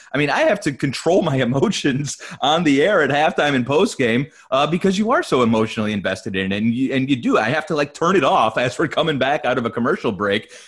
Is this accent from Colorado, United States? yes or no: no; Cleveland, Ohio, United States; moved away as an adult; now in Orlando, United States; I grew up in Cleveland